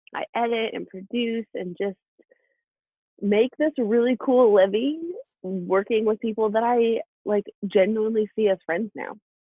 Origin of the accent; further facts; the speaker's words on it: Alaska, United States; we're from Alaska. We're from a really small town in Alaska, and that's kind of the cultural norm there.